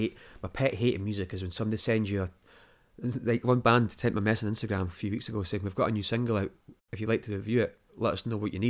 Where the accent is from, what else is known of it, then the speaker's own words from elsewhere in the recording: Dunbar, Scotland, United Kingdom; Back home, Dunbar, by the way. I grew up in Dunbar. There was never bands playing.